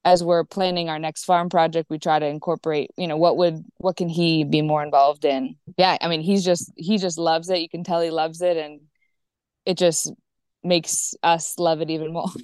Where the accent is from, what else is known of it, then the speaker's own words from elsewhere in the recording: Virginia, United States; moved away as an adult; now in Olon, Ecuador; I'm from Virginia